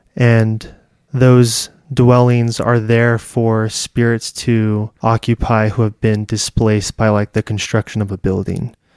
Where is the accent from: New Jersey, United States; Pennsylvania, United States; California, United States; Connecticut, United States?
California, United States; also born or lived in Thailand; I'm from California